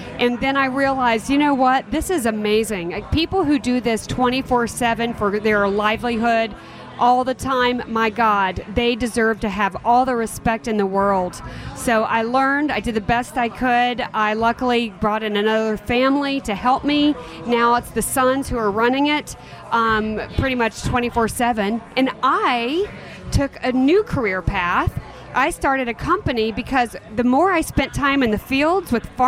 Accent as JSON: {"language": "English", "town": "Atlanta", "region": "Georgia", "country": "United States", "also_born_or_lived": "Arkansas Delta / Los Angeles", "said": "I'm from Atlanta"}